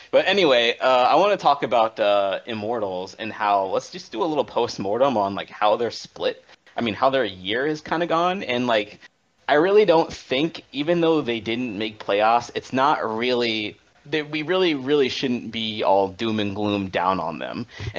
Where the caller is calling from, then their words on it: Alexandria, Virginia, United States; Calling from Alexandria, Virginia.